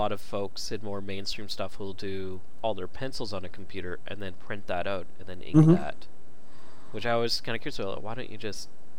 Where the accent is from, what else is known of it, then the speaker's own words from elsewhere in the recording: Canada; I'm Canadian.